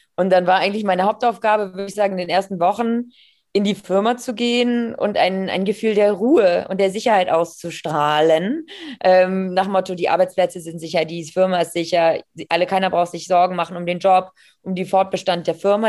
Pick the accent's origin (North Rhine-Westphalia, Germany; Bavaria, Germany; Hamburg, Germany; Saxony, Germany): Hamburg, Germany; aus Hamburg, ähm, gebürtige Hamburgerin